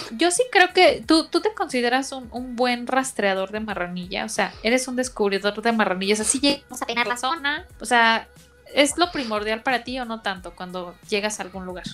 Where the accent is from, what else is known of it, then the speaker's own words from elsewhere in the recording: León, Guanajuato, Mexico; moved away; De mi pueblo